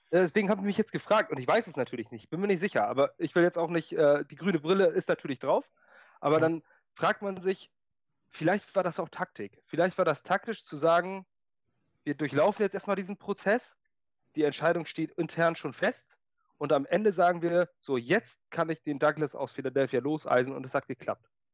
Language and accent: German; Schleswig-Holstein, Germany; ich bin Schleswig-Holsteiner.